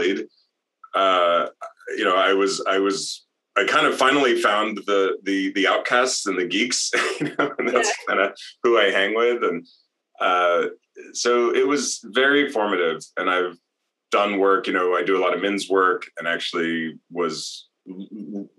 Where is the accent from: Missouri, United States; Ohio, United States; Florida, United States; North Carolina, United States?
Missouri, United States; Fulton; also born or lived in Salt Lake City, Utah; I had made really good friends in my hometown, and I had a good school experience, you know, pretty much all the way to the end of high school